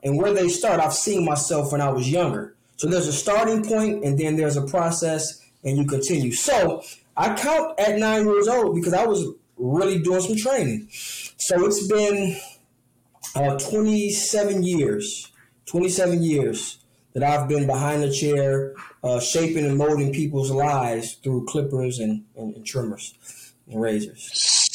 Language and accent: English; Detroit, Michigan, United States; Detroit is home, right? Um, Detroit is where my roots are